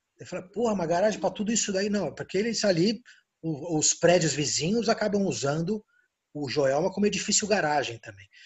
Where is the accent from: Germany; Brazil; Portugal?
Brazil; eu sou brasileiro